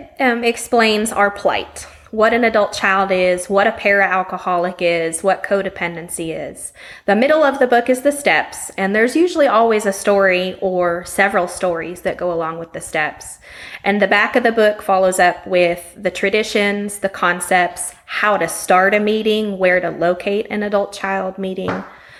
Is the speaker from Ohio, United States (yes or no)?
no; Las Vegas, Nevada, United States; moved away as an adult; now in Stephenville, Texas, United States; I was in Las Vegas. I was raised in Las Vegas, Nevada.